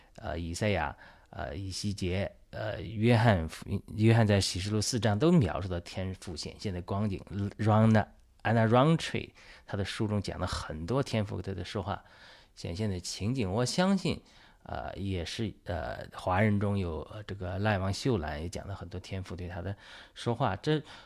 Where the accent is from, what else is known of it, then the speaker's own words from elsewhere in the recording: China; 我是一个中，中国人，我相信神呼召我参与中国福音化的过程